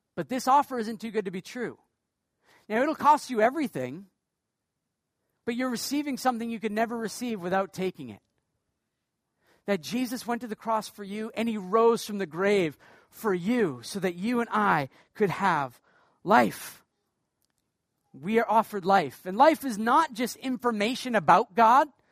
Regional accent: Portland, Maine, United States; now in Canada; I'm from the state of Maine

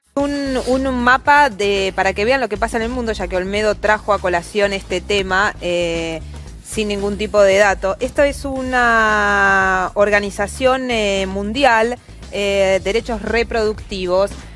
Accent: Argentina

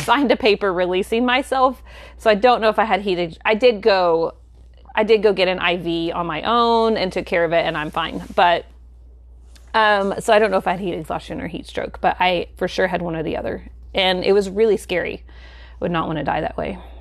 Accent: the South, United States; we live in the South, I feel like when you say tea, most people think of iced tea here

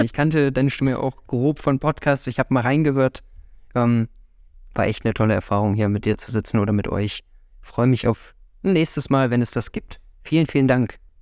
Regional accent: Nettetal, North Rhine-Westphalia, Germany; also born or lived in Viersen area / Krefeld; mit drei Jahren dann hier rüber nach Nettetal, meine komplette Kindheit und Jugend in, hier eben verbracht, Schule und alles

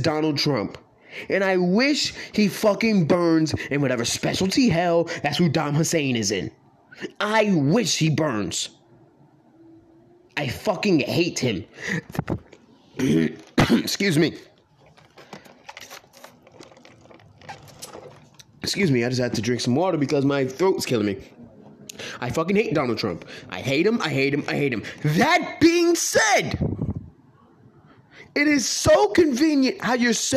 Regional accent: United States; As an American

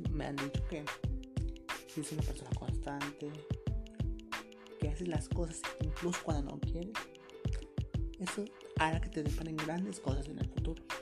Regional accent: Mexico; Que en mi país, México, se habla muy

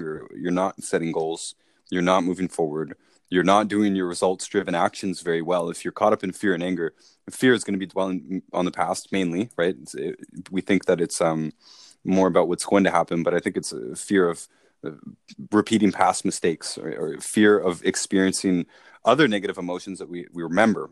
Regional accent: Toronto, Ontario, Canada; we're from Toronto

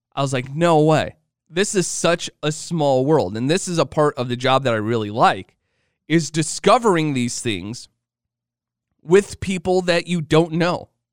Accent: Illinois, United States; I grew up in Illinois.

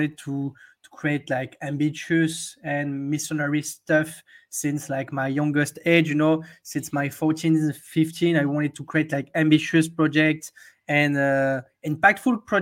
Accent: Hossegor, Nouvelle-Aquitaine, France; also born or lived in London; now in Paris, France; I'm from a little town in the southwest of France. The name of the town is Osegor

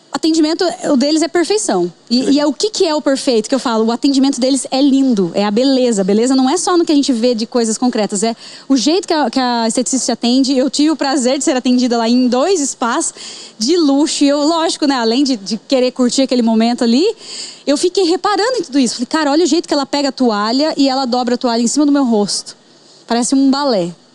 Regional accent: Bandeirantes, Paraná, Brazil; nasci em Bandeirantes, Paraná.

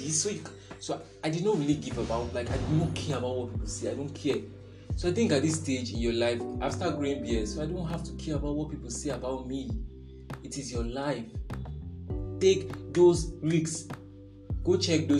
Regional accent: Nigeria; also born or lived in northern Nigeria; I'm from Nigeria. Yes. And some people say, I look like Hausa, I look like Yoruba, I'm a Yoruba boy, but I've studied in the north before.

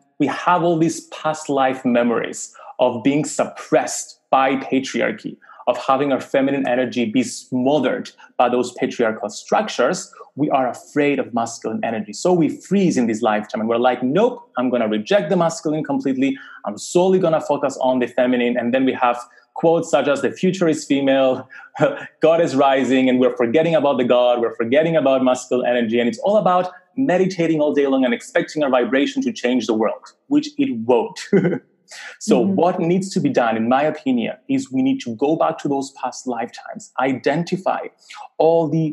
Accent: Cyprus; I grew up in Cyprus, a very small island, small community

